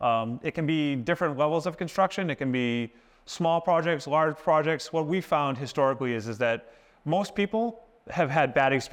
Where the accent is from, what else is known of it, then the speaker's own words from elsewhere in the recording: Boston, Massachusetts, United States; also born or lived in South Florida; we're both from Massachusetts, the Boston area, and we both have a history in the construction trade.